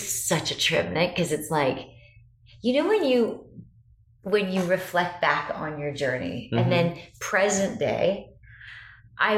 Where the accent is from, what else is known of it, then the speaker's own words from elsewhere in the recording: Unionville, Ontario, Canada; moved away as an adult; now in United States; I grew up in Toronto, in a small town outside of Toronto called Unionville